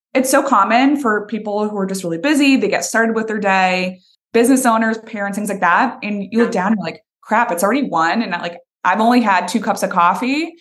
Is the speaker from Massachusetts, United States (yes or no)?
yes; Boston, Massachusetts, United States; moved away as an adult; now in Nashville, United States; I'm originally from Boston, Massachusetts